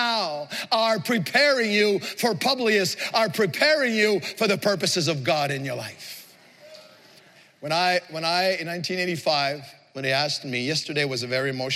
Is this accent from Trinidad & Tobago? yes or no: no; Montreal, Quebec, Canada; the project in which I grew up in Montreal